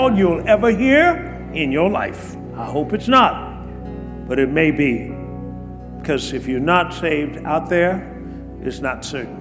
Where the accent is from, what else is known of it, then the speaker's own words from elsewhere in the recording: Tuskegee, Alabama, United States; I was brought up in Tuskegee, Alabama